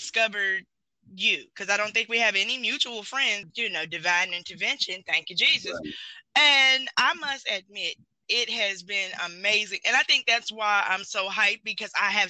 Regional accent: the South, United States; I'm from the South

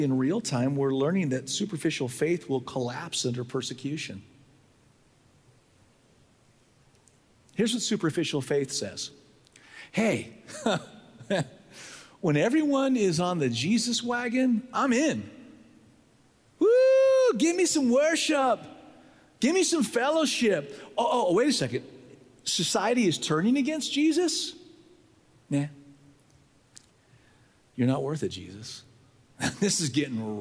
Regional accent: San Diego, California, United States; I was raised in San Diego

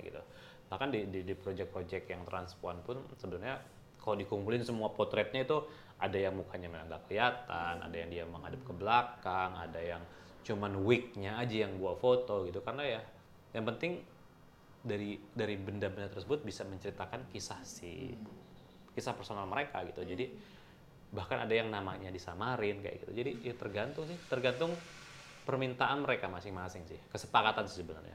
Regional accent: Indonesia; gue dari Indonesia

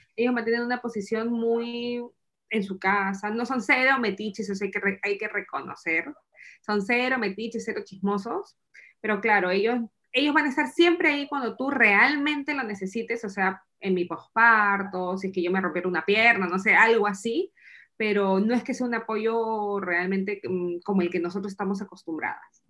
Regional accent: Peru; moved away as an adult; also born or lived in Lima, Peru; now in Essen, Germany; soy peruana y vivo en Alemania

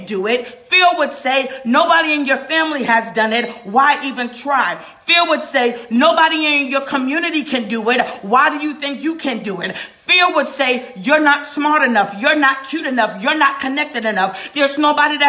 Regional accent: New York, United States; now in North Carolina, United States; I'm from New York, y'all. I live in North Carolina now, but I'm a New Yorker

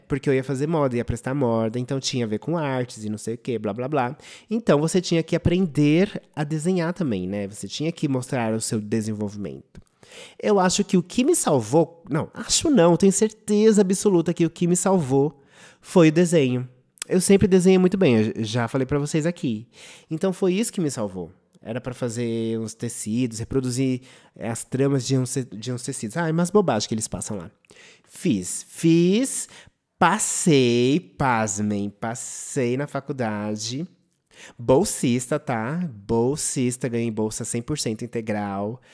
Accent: São Paulo, Brazil; De escola pública Júlio Mesquita, que era aqui no meu bairro do Butantã

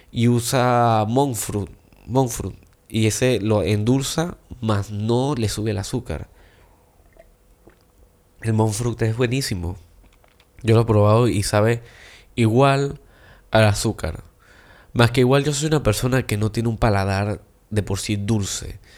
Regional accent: China; Y yo siendo chino, increíblemente me encanta comer tamal.

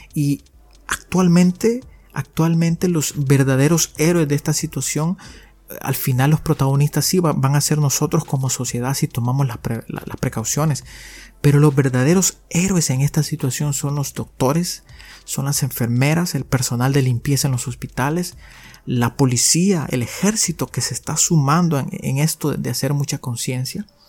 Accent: El Salvador; soy un salvadoreño

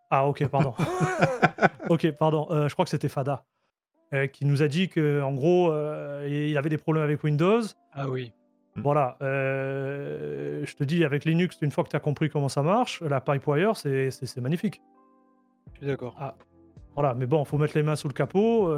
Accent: Marseille, Provence-Alpes-Côte d'Azur, France; moved away as an adult; now in Canada; à l'origine, je suis... je suis un Marseillais. Ok. Qui immigré euh, au Canada en 2014

